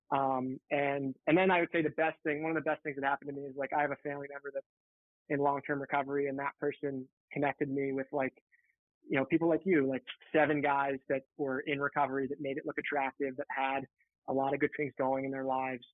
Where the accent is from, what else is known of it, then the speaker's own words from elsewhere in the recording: right outside Philadelphia, Pennsylvania, United States; I grew up in right outside Philadelphia in an affluent area